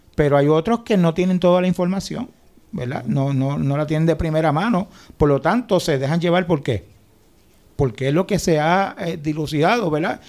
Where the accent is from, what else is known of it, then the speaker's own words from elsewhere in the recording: Puerto Rico; lo que somos los puertorriqueños